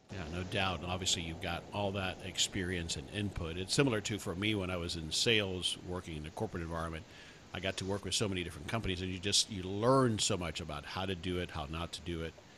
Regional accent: South Florida, United States; now in Dallas, United States; I grew up in South Florida, but I live in the Dallas area now

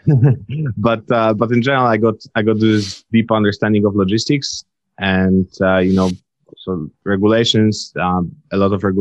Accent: Leszno, Greater Poland, Poland; moved away as an adult; also born or lived in Amsterdam, Netherlands; now in Palo Alto, United States; I was born and raised in Poland.

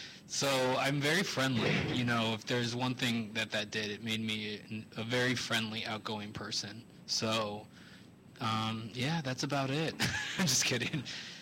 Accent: California, United States; Northern Bay Area, San Francisco, Santa Clara.

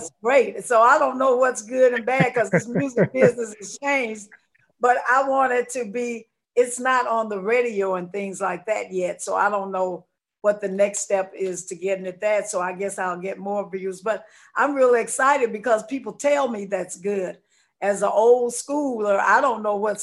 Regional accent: St. Louis, Missouri, United States; I'm from St. Louis

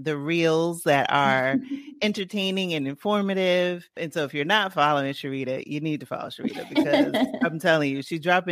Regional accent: New York City, New York, United States; When I was growing up in the Bronx

